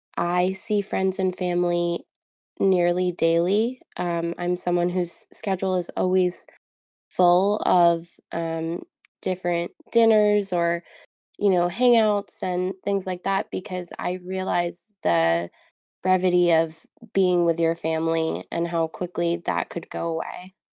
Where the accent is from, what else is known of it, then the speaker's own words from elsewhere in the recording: New York, United States; now in New Jersey, United States; I currently live in New Jersey, but I'm from New York